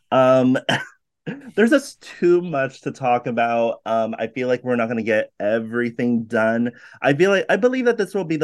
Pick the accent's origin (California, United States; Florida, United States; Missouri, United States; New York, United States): California, United States; You know, I'm very Californian.